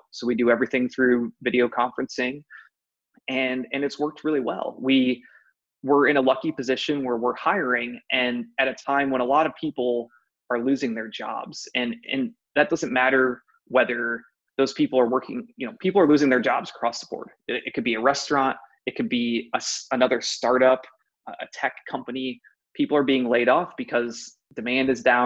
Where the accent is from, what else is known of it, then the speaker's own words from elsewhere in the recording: Ohio, United States; I'm actually born and raised in Ohio, went to Ohio State